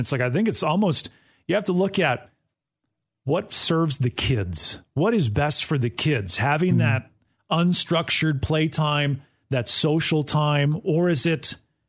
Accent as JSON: {"language": "English", "region": "Wisconsin", "country": "United States", "tie": "born or raised there", "said": "I grew up in Wisconsin"}